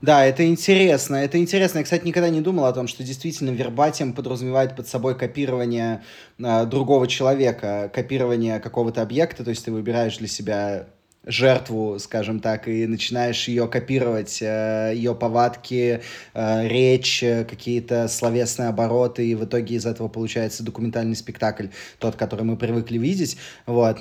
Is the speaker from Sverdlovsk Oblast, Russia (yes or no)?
no; Moscow, Russia; moved away as an adult; now in Serbia; я щас вот уехал из, э, из Москвы в Сербию, всю жизнь прожил в Москве